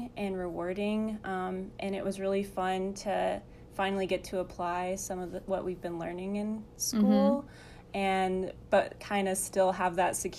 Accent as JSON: {"language": "English", "region": "Arkansas", "country": "United States", "tie": "born or raised there", "moved": "as an adult", "lives_now": "Springfield, Missouri, United States", "said": "I'm from Arkansas"}